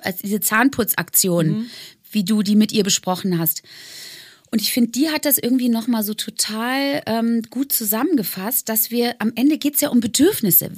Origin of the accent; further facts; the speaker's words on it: Bonn, North Rhine-Westphalia, Germany; moved away; aufs Friedrich-Ebert-Gymnasium in Bonn, wo ich aufgewachsen bin, gegangen